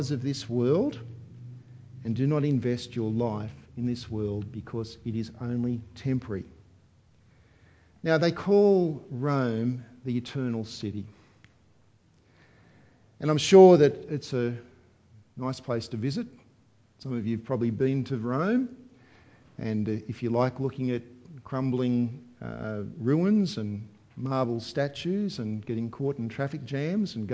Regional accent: Australia; for us as Australian Christians

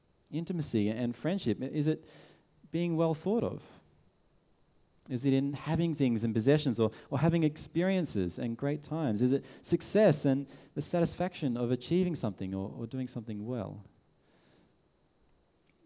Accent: Sydney, New South Wales, Australia; we're from Sydney

